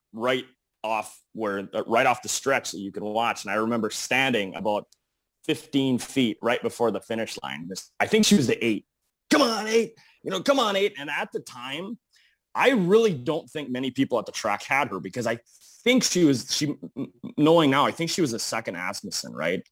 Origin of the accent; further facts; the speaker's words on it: Eveleth, Minnesota, United States; now in Bismarck, United States; I am originally from a small town in, uh, northern Minnesota, Evlith